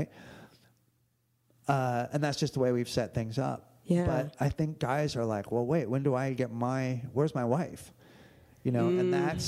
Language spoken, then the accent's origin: English; United States; I grew up white and wealthy in America